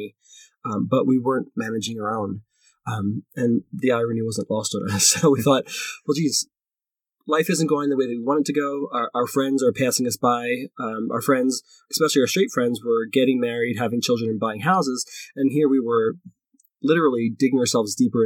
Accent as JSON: {"language": "English", "town": "Philadelphia", "region": "Pennsylvania", "country": "United States", "moved": "as an adult", "lives_now": "Denver, United States", "said": "when I moved out to Denver, I'm from Philadelphia"}